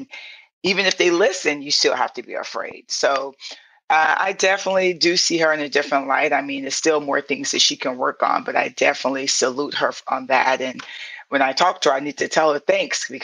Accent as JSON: {"language": "English", "town": "St. Petersburg", "region": "Florida", "country": "United States", "tie": "born or raised there", "also_born_or_lived": "Atlanta", "moved": "yes", "said": "I'm from Southside St. Pete in the hood and the projects."}